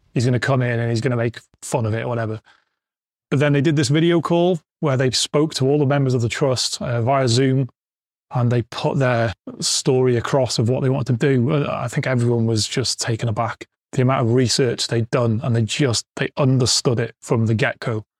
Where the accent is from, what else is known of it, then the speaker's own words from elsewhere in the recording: Wrexham, Wales, United Kingdom; I'm a Wrexham fan, Wrexham born and bred, working at my hometown club's a, a dream